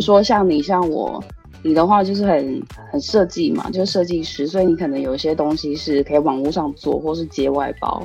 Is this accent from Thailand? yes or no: no; Taiwan; now in Tokyo, Japan; 我台湾人